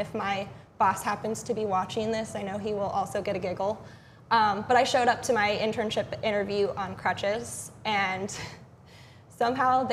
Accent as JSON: {"language": "English", "region": "Ohio", "country": "United States", "moved": "as an adult", "lives_now": "Delaware, United States", "said": "I'm not from Delaware. I'm originally from Ohio."}